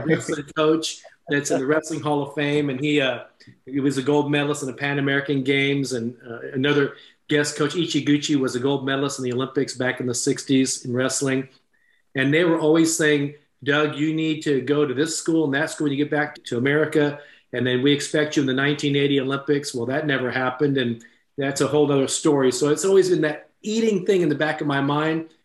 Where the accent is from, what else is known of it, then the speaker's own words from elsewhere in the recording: Japan; moved away; I was born in Japan. My mother was Japanese. I actually went to high school in Japan